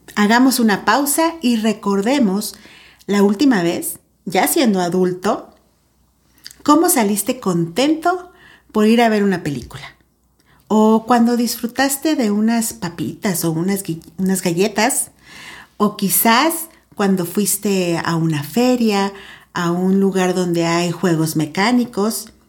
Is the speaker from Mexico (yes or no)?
yes; San Luis Potosí, Mexico; te saludo desde Tierras Potosinas, acá, en mi país, México